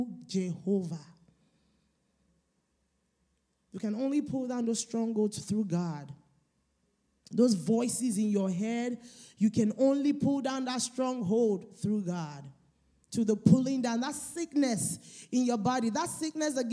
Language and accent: English; Nigeria; I'm Nigerian